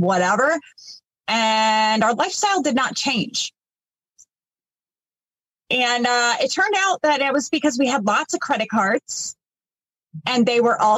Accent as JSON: {"language": "English", "area": "East Coast, not far from Boston", "region": "Massachusetts", "country": "United States", "tie": "born or raised there", "moved": "yes", "said": "We grew up on the East Coast. Everything was pretty fast paced out there, not far from Boston."}